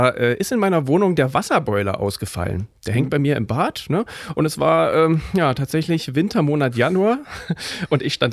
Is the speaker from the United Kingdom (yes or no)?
yes; England, United Kingdom; German is a second language; moved away; Und ich bin selber Engländer und dürfte nicht, dürfte nicht wählen, weil ich mehr als 15 Jahre außerhalb de, äh, des Landes wohne.